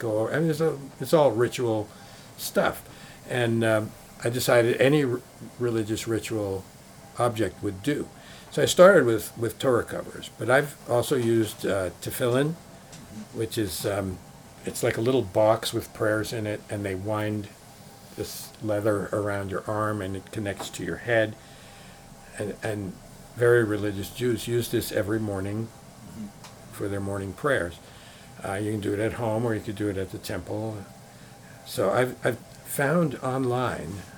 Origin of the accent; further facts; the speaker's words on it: New York, United States; growing up in New York